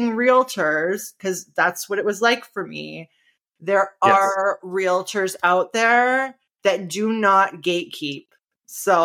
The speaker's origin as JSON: {"language": "English", "town": "Niagara Falls", "region": "Ontario", "country": "Canada", "tie": "born or raised there", "said": "we moved back to Niagara Falls, which is my hometown"}